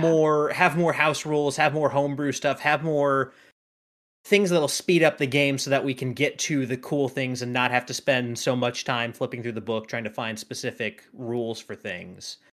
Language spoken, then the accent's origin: English; North Carolina, United States; now in Tennessee, United States; I'm from North Carolina